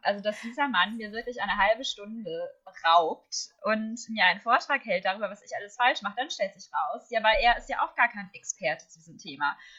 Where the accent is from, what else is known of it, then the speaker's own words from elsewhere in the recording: Herne, North Rhine-Westphalia, Germany; Ich habe in Herne, wo ich herkomme, ähm, dann sogar für die Kinder- und Jugendseite geschrieben